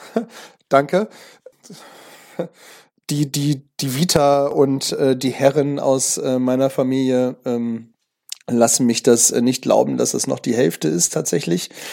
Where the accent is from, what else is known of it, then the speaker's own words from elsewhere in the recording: Germany; hier bei uns in Deutschland